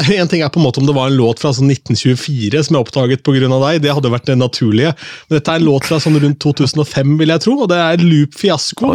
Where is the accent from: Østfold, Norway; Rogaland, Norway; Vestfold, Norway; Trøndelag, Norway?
Østfold, Norway; moved away as an adult; now in Oslo, Norway; Jeg kommer fra Østfold